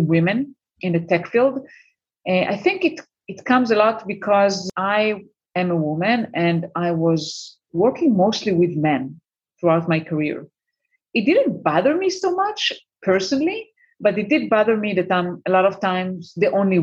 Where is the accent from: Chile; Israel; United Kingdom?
Israel; moved away as an adult; also born or lived in United States; I'm currently based in Israel for the last 2 years. I mean, it's my home country